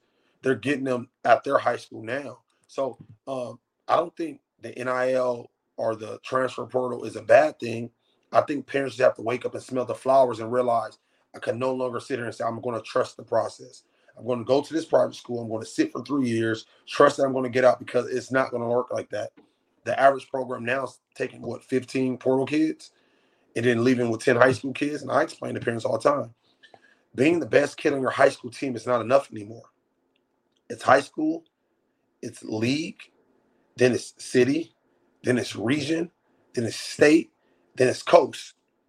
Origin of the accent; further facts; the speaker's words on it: Los Angeles, California, United States; we're not from Inglewood. We're born and raised on 6th and Figueroa. We're born and raised in L.A. You know, where we stay 27 minutes away from here.